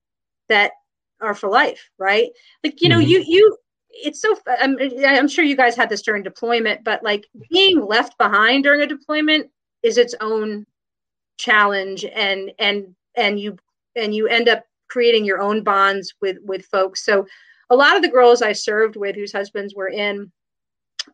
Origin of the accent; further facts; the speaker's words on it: New York, United States; moved away as an adult; also born or lived in Berkeley, California / Lawton, Oklahoma; I grew up in New York